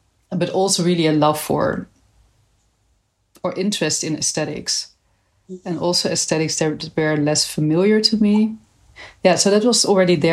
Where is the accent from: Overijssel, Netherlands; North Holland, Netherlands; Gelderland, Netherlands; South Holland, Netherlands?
Gelderland, Netherlands; Nijmegen; I'm from Nijmegen.